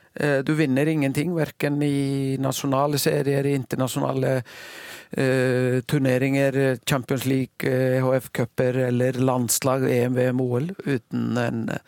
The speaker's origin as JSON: {"language": "Norwegian", "country": "Iceland", "moved": "as an adult", "lives_now": "Norway", "said": "så har jeg slekt og, og familie som, som, er veldig aktive i topphåndballen hjemme på Island"}